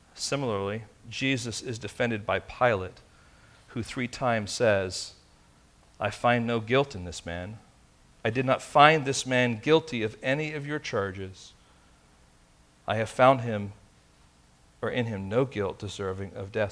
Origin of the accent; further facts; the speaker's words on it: Tel Aviv, Tel Aviv District, Israel; now in Castro Valley, United States; I was born in Tel Aviv, Israel.